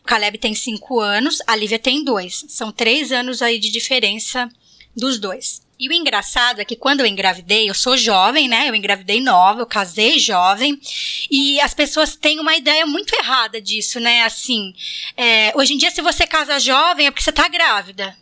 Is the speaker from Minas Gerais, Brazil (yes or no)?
no; Bariri, São Paulo, Brazil; now in Florianópolis, Brazil; Eu, eu moro em Floripa, mas também vim de Bariri, então todas nós temos as raízes aí em Bariri